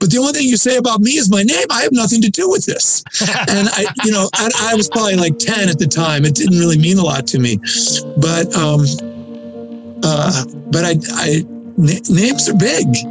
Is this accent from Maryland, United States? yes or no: no; Iowa, United States; moved away as an adult; also born or lived in Bay Area / Los Angeles / East Coast; I grew up in Iowa